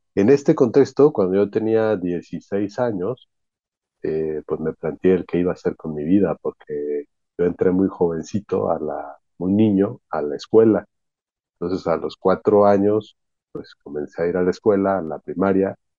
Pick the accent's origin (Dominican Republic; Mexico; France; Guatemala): Mexico; mi gente, en mi pueblo